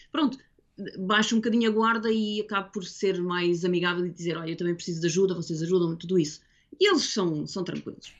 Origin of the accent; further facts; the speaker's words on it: Portugal; now in Guildford, United Kingdom; sou eu portuguesa